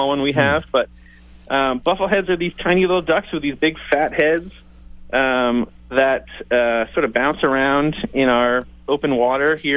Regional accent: New England, United States; now in Washington, D.C., United States; I grew up in New England

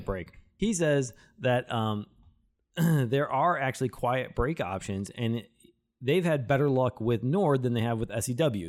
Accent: Chicago, Illinois, United States; now in California, United States; I'm from Chicago

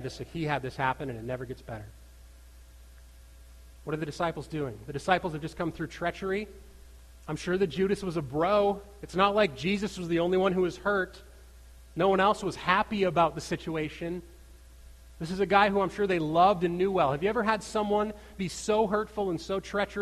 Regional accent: United States; I grew up right on the Minnesota border

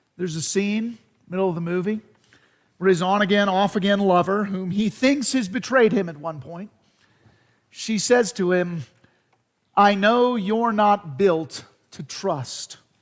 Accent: United States; as Americans, as American Christians

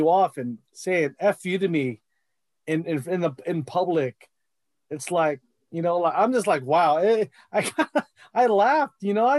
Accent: United States; as a Filipino American

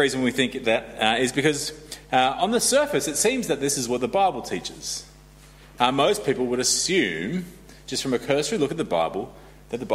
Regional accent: Australia; moved away; I'm Australian

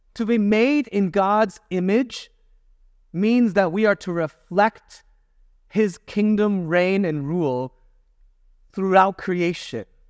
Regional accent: United States; as an American

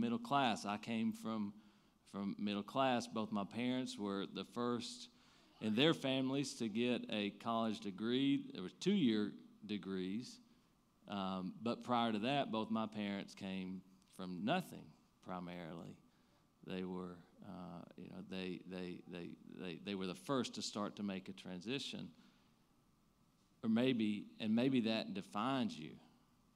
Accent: Eastern Kentucky, United States; I'm from Eastern Kentucky

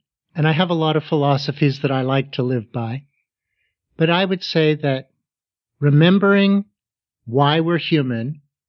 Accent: Pittsburgh, Pennsylvania, United States; Well, I grew up in Pittsburgh, Pennsylvania.

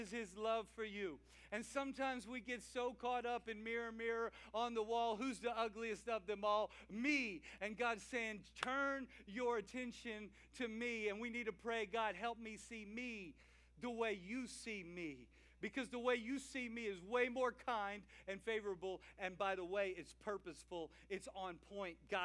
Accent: Louisiana, United States; I'm a Cajun guy from Louisiana

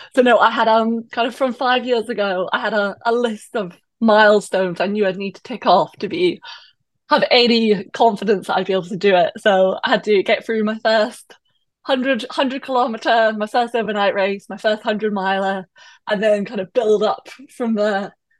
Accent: Perthshire, Scotland, United Kingdom; moved away as an adult; also born or lived in London; now in Hong Kong; I am Scottish, uh, and I'm from originally from Perthshire, so kind of central Scotland, just at the start of the Highlands

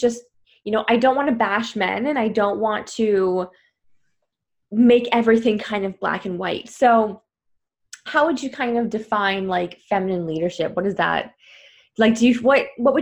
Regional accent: Canada; now in Paris, France; I'm originally from Canada and I live in Paris

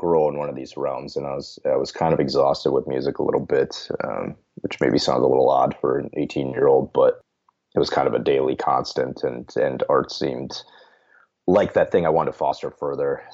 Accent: rural southwest Minnesota, United States; now in St. Paul, United States; originally from rural Minnesota, so like the southwest corner

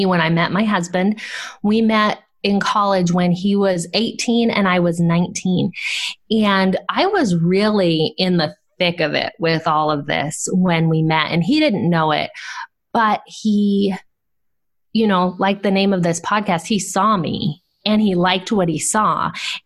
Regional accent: Southern California, United States; I grew up in Southern California

